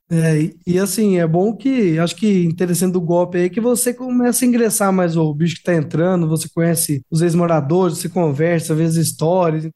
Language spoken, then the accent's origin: Portuguese; Piracicaba, São Paulo, Brazil; also born or lived in Jataí, Goiás; eu sou nativo, então eu nasci aqui em Piracicaba